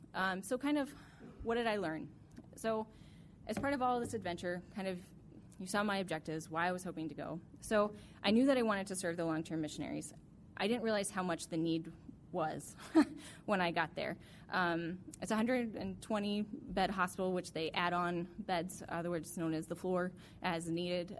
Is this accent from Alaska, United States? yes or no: yes; Alaska, United States; growing up in Alaska